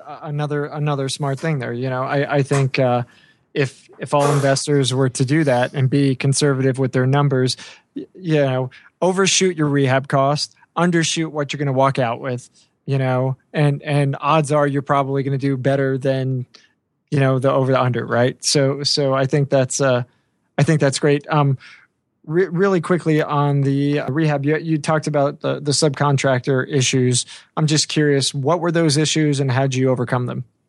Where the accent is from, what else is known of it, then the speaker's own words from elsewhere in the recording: Long Island, New York, United States; moved away; my house growing up in Long Island